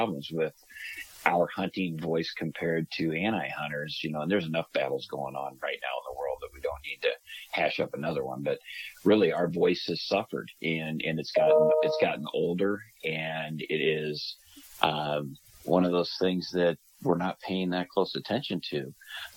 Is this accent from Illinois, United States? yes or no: yes; Illinois, United States; moved away as an adult; also born or lived in North Dakota; I grew up duck hunting in Illinois